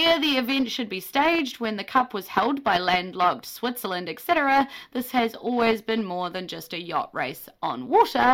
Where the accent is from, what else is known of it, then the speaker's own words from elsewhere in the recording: New Zealand; being a Kiwi